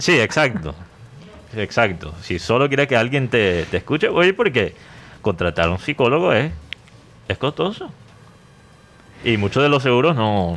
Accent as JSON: {"language": "Spanish", "country": "United States", "second_language": "Spanish", "moved": "yes", "said": "en ese entonces no hablaba el español como lo hablo ahora. O sea, era muy obvio que yo era gringo"}